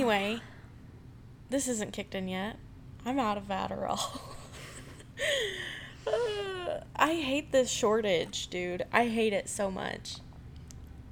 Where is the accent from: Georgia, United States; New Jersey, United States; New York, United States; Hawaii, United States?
Georgia, United States; moved away; I was not born here. I was born in Georgia